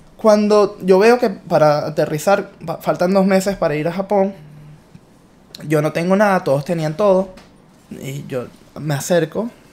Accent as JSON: {"language": "Spanish", "town": "Guatire", "region": "Miranda", "country": "Venezuela", "tie": "born or raised there", "moved": "yes", "lives_now": "United States", "said": "fui selección de Miranda"}